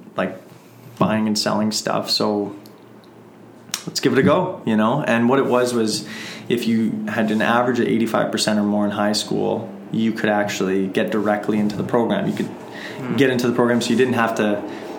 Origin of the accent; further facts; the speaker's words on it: Emerson, Manitoba, Canada; my hometown, Emerson, Manitoba, small town